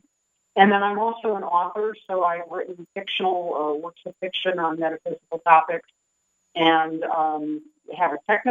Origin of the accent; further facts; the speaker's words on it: Michigan, United States; moved away as an adult; also born or lived in New York State; now in Sedona, United States; I was born and raised in Michigan.